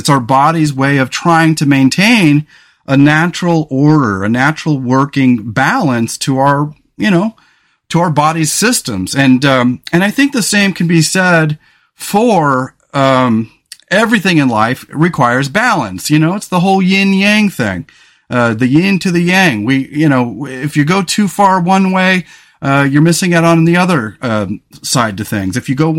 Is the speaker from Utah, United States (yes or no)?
no; California, United States; I grew up in California on the Central Coast, and I grew up in a town where the famous MMA fighter Chuck Liddell is from.